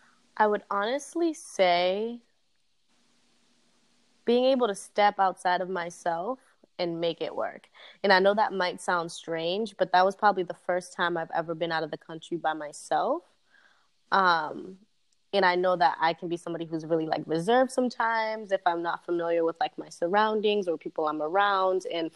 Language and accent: English; Haiti; born there; Well, I was born in Haiti, so that counts.